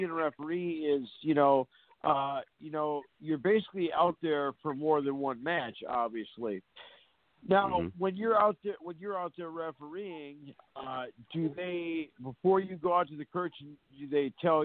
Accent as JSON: {"language": "English", "region": "North Dakota", "country": "United States", "tie": "born or raised there", "said": "here at the college in my hometown, North Dakota State"}